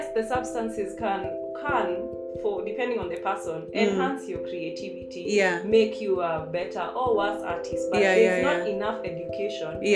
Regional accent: Kenya; I'm going to talk as a Kenyan artist

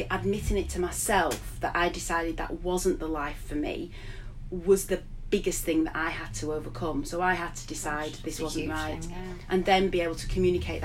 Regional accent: Blackburn, North West England, United Kingdom; moved away as an adult; also born or lived in Sheffield / Glasgow / Yorkshire; I'd moved back to Blackburn, my hometown, having spent years in Sheffield and Glasgow and Yorkshire

